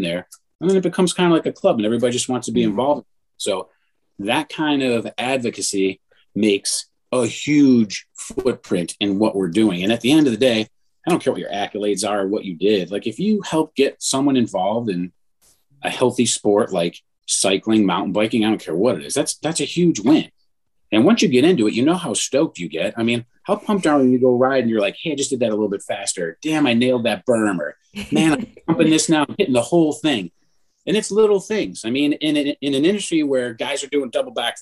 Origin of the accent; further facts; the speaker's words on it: Mentor, Ohio, United States; also born or lived in Cleveland / Atlanta; where we grew up in Menor